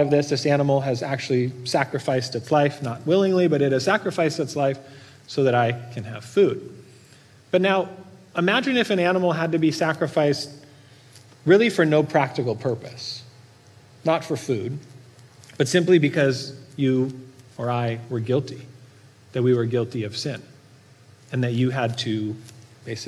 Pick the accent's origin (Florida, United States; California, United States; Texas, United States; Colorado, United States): California, United States; Norco; I grew up in Norco, don't judge me, but we raised animals for food